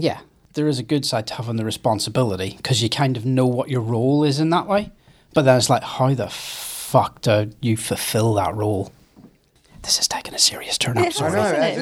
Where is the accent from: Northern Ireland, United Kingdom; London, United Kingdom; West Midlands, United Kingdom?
Northern Ireland, United Kingdom; near Derry; County Tyrone. It's nearer kind of to the area where I'm from.